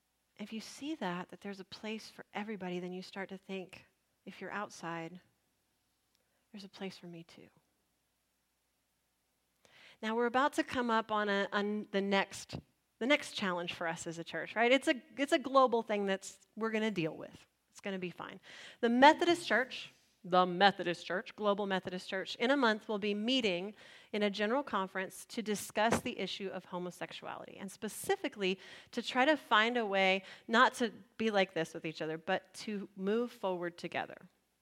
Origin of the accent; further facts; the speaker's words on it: San Antonio, Texas, United States; Some of us immigrated from other places in Texas, like me, right? I came from San Antonio.